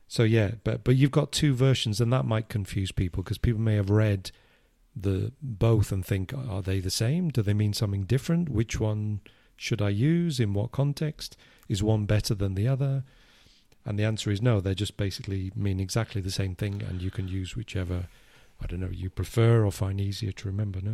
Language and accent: English; England, United Kingdom; I, I'm English